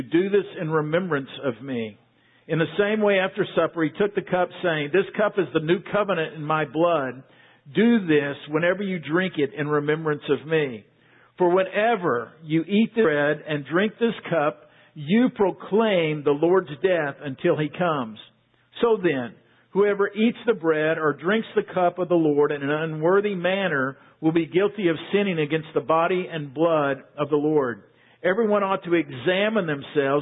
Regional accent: Waco, Texas, United States; I grew up in Waco, not far from here. I've been a Central Texas boy all my life.

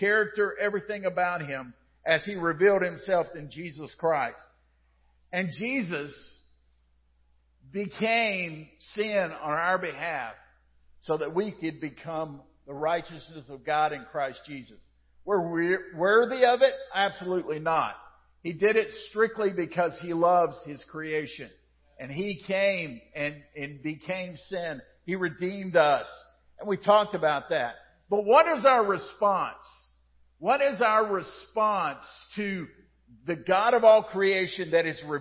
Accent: United States; as an American

